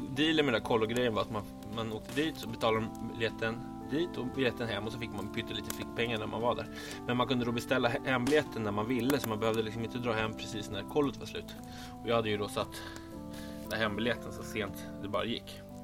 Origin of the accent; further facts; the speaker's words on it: Stockholm, Stockholm County, Sweden; Jag växte upp i Bromma